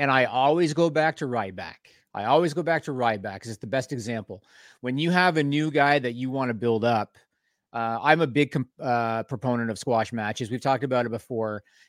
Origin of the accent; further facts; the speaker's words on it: Canada; We're Canadian. You're supposed to be ready for that weather.